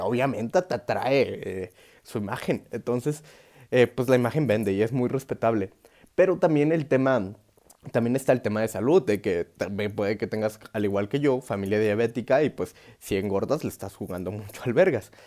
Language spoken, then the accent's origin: Spanish; Oaxaca, Mexico; yo soy de Oaxaca